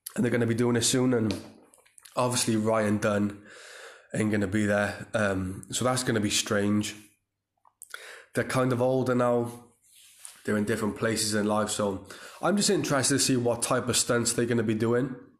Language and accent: English; Cardiff, Wales, United Kingdom; the Motor Point Arena in my hometown